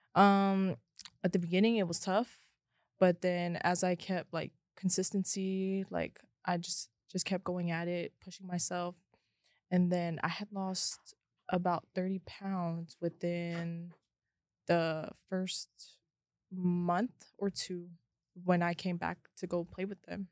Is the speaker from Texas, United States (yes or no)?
no; Hawaii, United States; now in Las Vegas, United States; I'm from Hawaii, Ever Beach